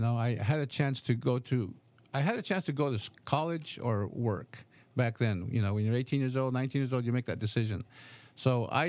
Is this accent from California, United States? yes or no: yes; Rutherford, California, United States; I grew up in Rutherford.